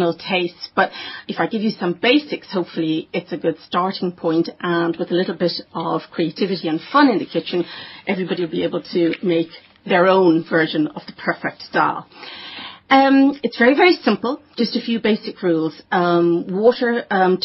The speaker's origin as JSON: {"language": "English", "town": "Dublin", "region": "Leinster", "country": "Ireland", "tie": "born or raised there", "also_born_or_lived": "Durban, South Africa", "accent": "Irish", "moved": "yes", "lives_now": "South Africa", "said": "I was born in Durban, South Africa. I was raised in Dublin. I hail from Dublin. I'm extremely Dublin"}